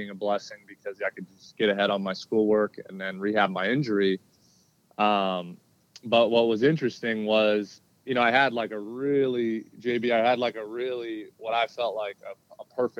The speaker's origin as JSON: {"language": "English", "region": "Southern California", "country": "United States", "tie": "born or raised there", "said": "growing up in Southern California where I was born and raised"}